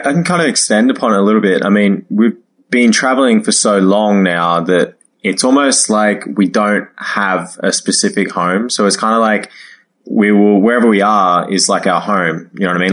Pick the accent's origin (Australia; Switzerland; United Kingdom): Australia; moved away as an adult; also born or lived in China / Toronto; I was at home uh, in Australia, in my hometown